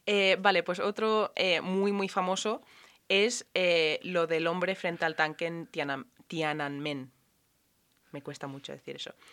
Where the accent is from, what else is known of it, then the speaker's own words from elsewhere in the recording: Ireland; yo soy irlandesa y he ido a un colegio muy católico